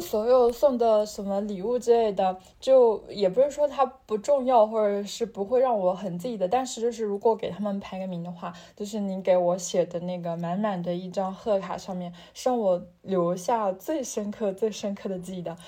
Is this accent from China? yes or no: yes; northern China, China; moved away as an adult; 我作为一个北方人